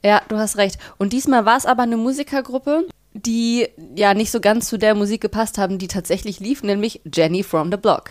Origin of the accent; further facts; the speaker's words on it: Bielefeld, North Rhine-Westphalia, Germany; moved away as an adult; now in Berlin, Germany; Ich komme auch aus Bielefeld. Mhm. Ich bin mhm. da aufgewachsen, habe da 19 Jahre lang gelebt